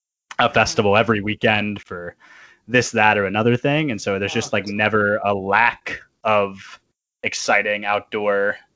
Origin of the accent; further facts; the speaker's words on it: East Tennessee, United States; moved away as an adult; also born or lived in Murfreesboro, Tennessee; now in Chicago, United States; I grew up in East Tennessee, but I went to school in Murfreesboro to Middle Tennessee State.